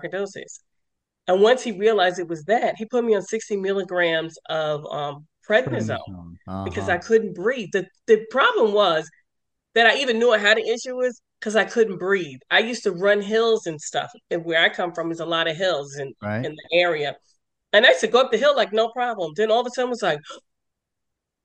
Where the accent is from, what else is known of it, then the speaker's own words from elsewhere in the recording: New York, United States; accent: New York; also born or lived in Lorton, Virginia; now in Maryland, United States; I live in Maryland, but I'm originally from New York, and I relocated to Lorton, Virginia, which is Fairfax.